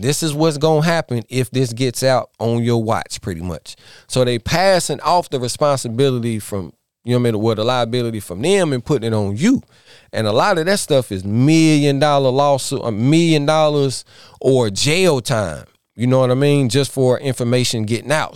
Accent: Iredell County, NC, North Carolina, United States; born or raised there

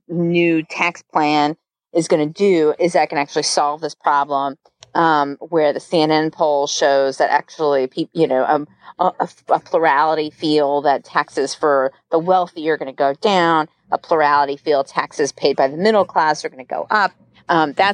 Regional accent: New Jersey, United States; moved away; I always say I'm from New Jersey, which I am technically, just not currently

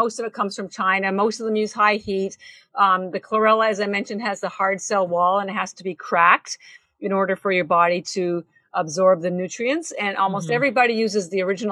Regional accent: Canada; I'm Canadian

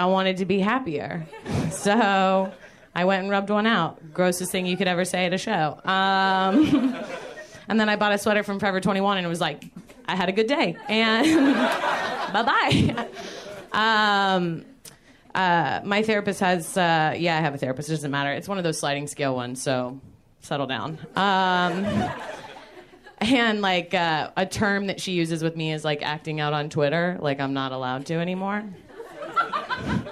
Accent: Georgia, United States; I'm from Georgia

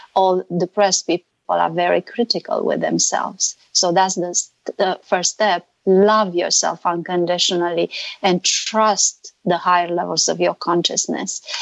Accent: Romania; now in California, United States; I'm not Hungarian. I'm from Romania

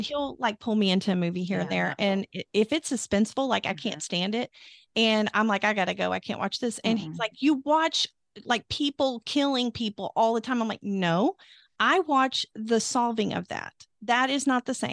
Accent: Arkansas, United States; moved away; I'm from Arkansas originally

